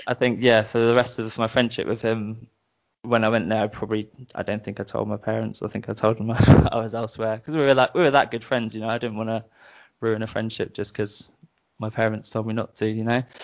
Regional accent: Brighton, South East England, United Kingdom; accent: British; moved away as an adult; now in Bristol, United Kingdom; I grew up in Brighton.

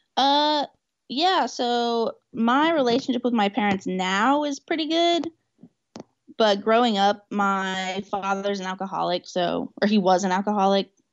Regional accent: Newcastle, Oklahoma, United States; I'm in Newcastle, Oklahoma, which is my hometown.

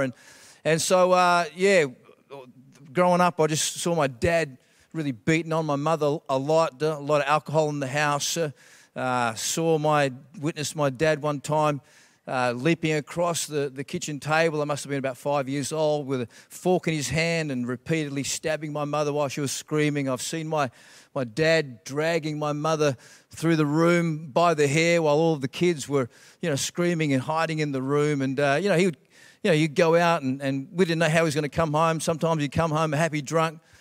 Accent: Australia; also born or lived in Scotland; I was born in Scotland, and, uh, the real first memories of growing up were, uh, when we immigrated from Scotland. I've got Scottish parents to Australia

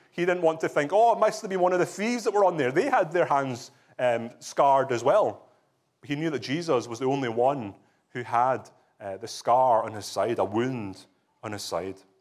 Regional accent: Scotland, United Kingdom; moved away; also born or lived in England; I can testify as a Scottish person, having lived in England and married to an English woman

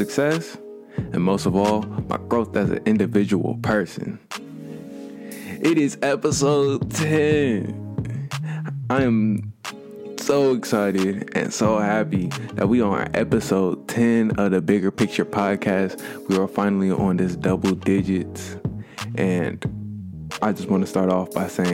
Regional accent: Pickerington, Ohio, United States; also born or lived in Coshocton, Ohio; me and my family moved to a place outside of Columbus. It was a little place called Pickerington, Ohio. Growing up in Pickerington

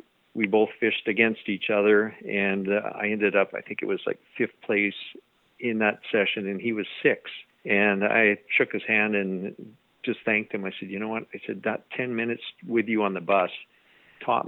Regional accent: Canada; as a Canadian angler

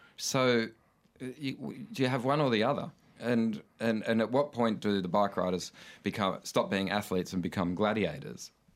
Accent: Coffs Harbour, New South Wales, Australia; I grew up in Coffs Harbour

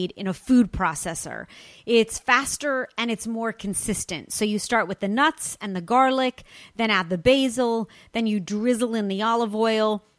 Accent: Los Angeles, California, United States; my hometown of Los Angeles, California, specifically Santa Monica

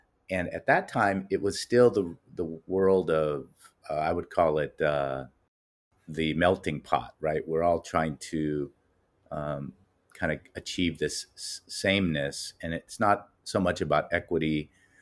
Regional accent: Los Angeles, California, United States; I'm a native Angeleno, born and raised in Los Angeles

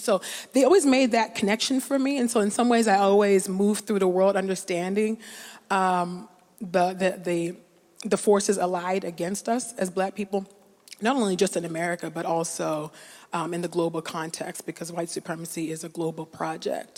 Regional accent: California, United States; growing up in California, which is not as progressive as people like to think.

